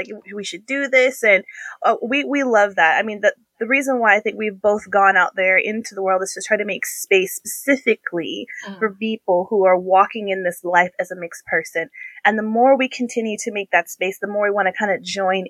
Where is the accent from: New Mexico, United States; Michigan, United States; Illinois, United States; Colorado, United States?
New Mexico, United States; Albuquerque; I grew up a lot in Albuquerque